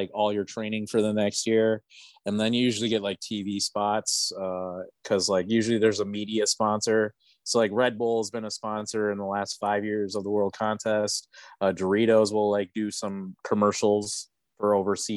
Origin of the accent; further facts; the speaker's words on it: Minneapolis, Minnesota, United States; moved away; I'm from Minneapolis originally